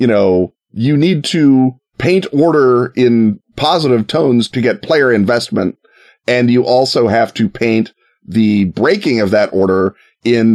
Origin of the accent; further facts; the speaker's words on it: United States; as an American in the 21st century